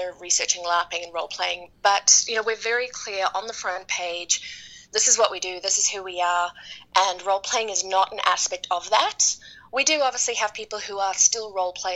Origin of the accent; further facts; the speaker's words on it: New Zealand; now in Dallas, United States; I'm from New Zealand.